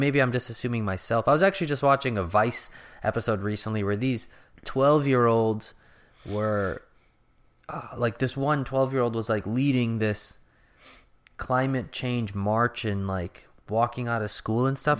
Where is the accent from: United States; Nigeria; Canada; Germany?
United States; I'm an American